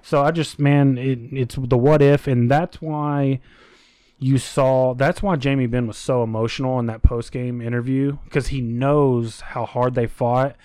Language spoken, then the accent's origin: English; United States; as Americans